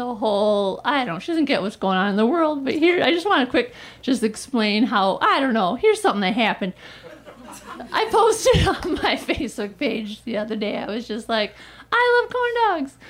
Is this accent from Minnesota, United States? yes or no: yes; Minnesota, United States; moved away as an adult; now in Los Angeles, United States; I'm from Minnesota, but ever since living in LA, I try to be like, I'm an Angeleno